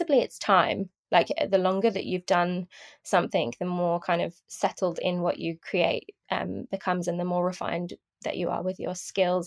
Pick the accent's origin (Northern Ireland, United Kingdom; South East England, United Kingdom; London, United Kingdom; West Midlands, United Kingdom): London, United Kingdom; I'm from London, UK